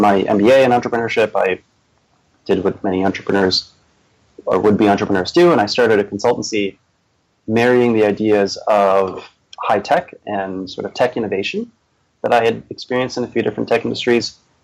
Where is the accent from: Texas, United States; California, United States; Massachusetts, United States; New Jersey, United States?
Massachusetts, United States; Boston; also born or lived in Charleston, South Carolina / Minnesota / upstate New York; I've lived in the Boston area since I was about 8 years old